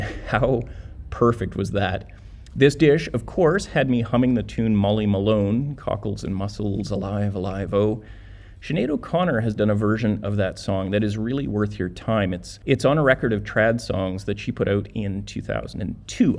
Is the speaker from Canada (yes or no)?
yes; Canada; we are Canadian